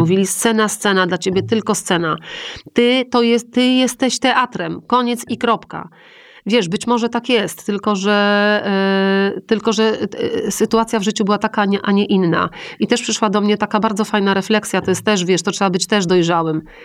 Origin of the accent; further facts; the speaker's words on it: Poland; ja jestem z Polski